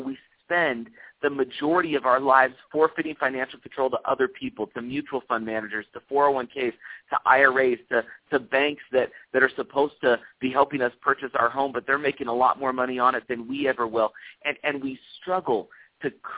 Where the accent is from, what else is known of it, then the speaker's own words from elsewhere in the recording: Oakland, California, United States; moved away as an adult; also born or lived in Berlin, Germany / Utah; I grew up in Oakland, California, and spent the majority of my life there